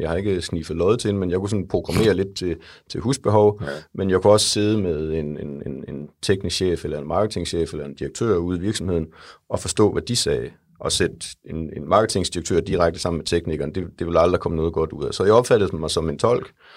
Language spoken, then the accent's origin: Danish; Jutland, Denmark; Jeg er en jyde, der er i København i dag